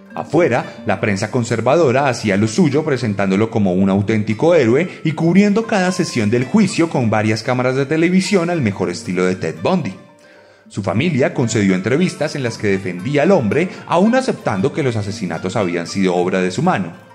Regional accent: Colombia; En mi país

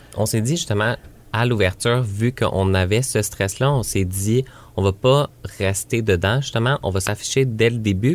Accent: Granby, Quebec, Canada; moved away; j'ai grandi ici

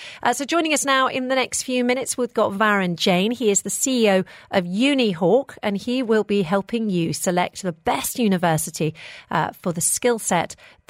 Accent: United Kingdom; Now, obviously, I'm British.

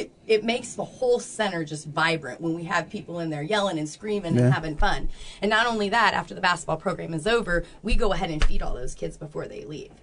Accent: small town between Champaign and Decatur, Illinois, United States; now in Peoria, United States; I'm actually from a little town around Champaign, between Champaign and Decatur, Illinois

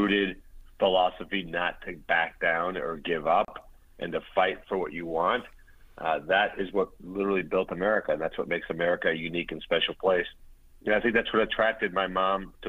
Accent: Pompano Beach, Florida, United States; born or raised there; English is a second language

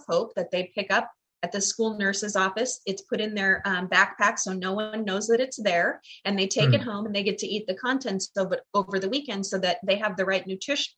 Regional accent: Glendale, United States; the neighborhood I grew up in Glendale

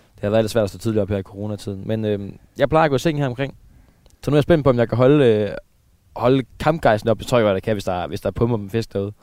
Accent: Aarhus, Central Denmark Region, Denmark; jeg er jo fra, jeg er fra, fra, fra Aarhusområdet, jeg er jo østjyde

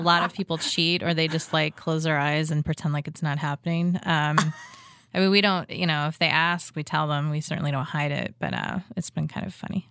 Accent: Illinois, United States; now in Kansas City, United States; my mom's from Ohio, um, and I'm originally from Illinois

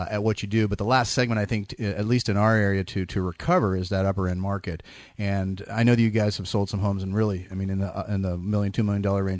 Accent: Danville, California, United States; moved away as an adult; now in El Dorado Hills, United States; I'm actually from the East Bay. I grew up in Danville

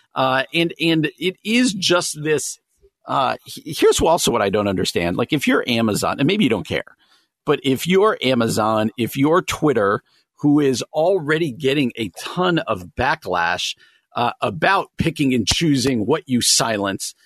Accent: New Jersey, United States; I grew up in New Jersey

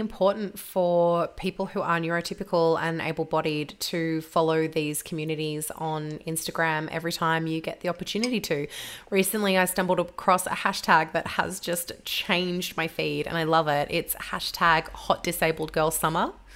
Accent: Victoria, Australia; I'm from Victoria, so we had it rougher than anyone else in Australia

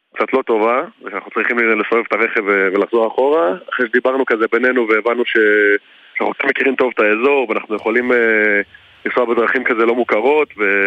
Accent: Beersheba, Southern District, Israel; שנינו גדלנו בבאר שבע

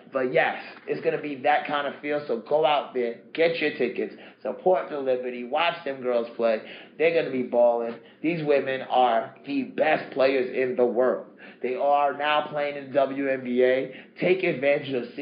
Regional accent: New York City, New York, United States; I grew up in Queens

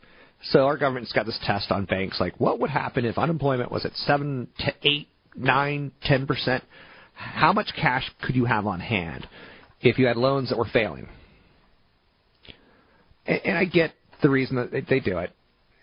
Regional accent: East Coast, United States; also born or lived in overseas; I grew up on the East Coast in various locations and overseas.

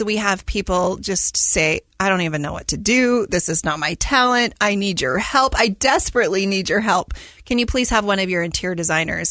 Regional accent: Utah, United States; I was born and raised here in Utah

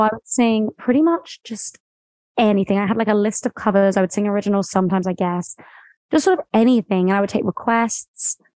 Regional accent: near Brighton, West Sussex, South East England, United Kingdom; I'm from like a really small town near Brighton, which is on the coast

